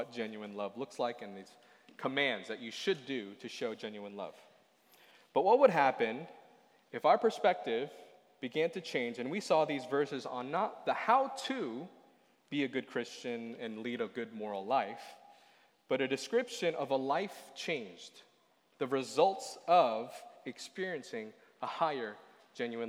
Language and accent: English; Boston, Massachusetts, United States; moved away; I come from Boston. I come from the East Coast.